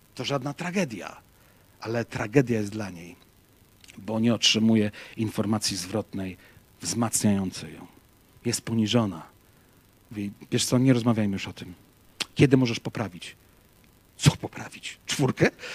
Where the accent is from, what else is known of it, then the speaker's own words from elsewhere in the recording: Łódź, Łódź Voivodeship, Poland; ja z Łodzi pochodzę